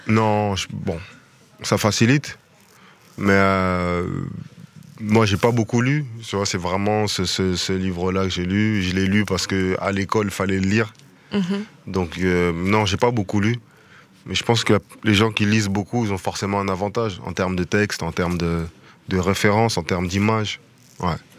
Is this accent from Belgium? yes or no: no; France; also born or lived in Kinshasa, DR Congo (country of origin); nous les Français, nous les Européens